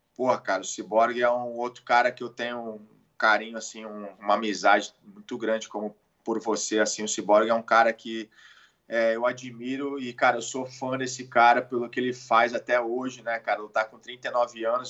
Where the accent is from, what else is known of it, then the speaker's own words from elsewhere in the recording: Santos, São Paulo, Brazil; also born or lived in Jupiter, Florida; sou de Santos, nascido em Santos